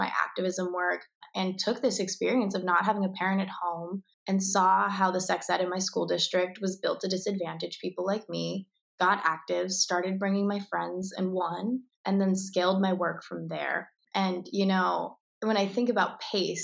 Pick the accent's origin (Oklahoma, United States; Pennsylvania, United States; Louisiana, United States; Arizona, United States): Arizona, United States; Tucson; I was born and raised in Tucson, Arizona